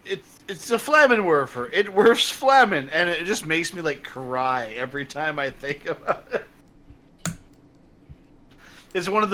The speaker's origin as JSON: {"language": "English", "country": "Canada", "said": "I'm from Canada"}